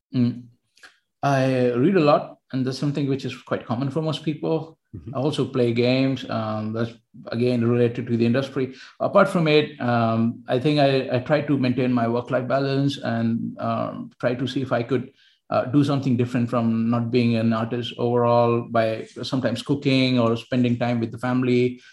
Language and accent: English; India; moved away as an adult; also born or lived in Barcelona, Spain / Helsinki, Finland; I was from India